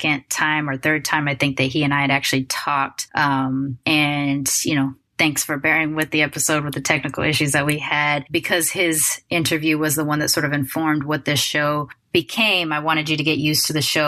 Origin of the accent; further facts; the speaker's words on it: Long Beach, California, United States; I grew up in Long Beach during the time … was coming up.